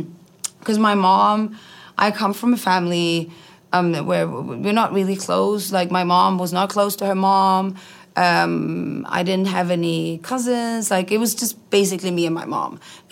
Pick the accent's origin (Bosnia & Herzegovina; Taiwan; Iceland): Iceland; also born or lived in Sweden; Moved to Iceland when I was 5.